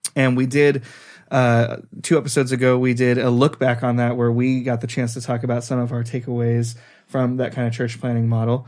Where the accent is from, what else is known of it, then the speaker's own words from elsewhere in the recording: California, United States; moved away as an adult; now in Norway; we're from California